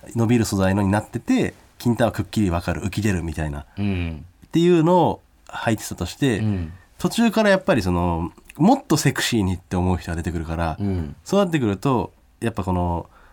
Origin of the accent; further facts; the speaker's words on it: Hokkaido, Japan; 一応北海道出身だから